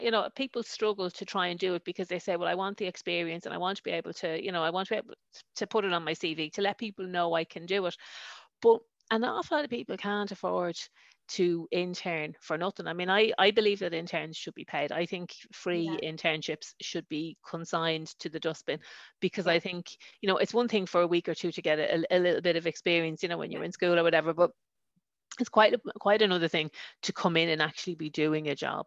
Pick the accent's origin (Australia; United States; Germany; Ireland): Ireland; Dublin, Leinster; accent: Dublin; moved away; also born or lived in a border town; I was born in Ballyfermot. I know, growing up, loads of the fellas on my road, I lived on London Road